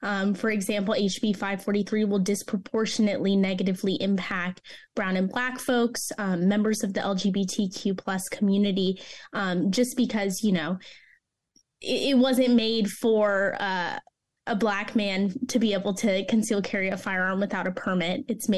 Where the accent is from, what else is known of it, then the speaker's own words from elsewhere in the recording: Orlando, Florida, United States; Yes, I'm from Orlando originally.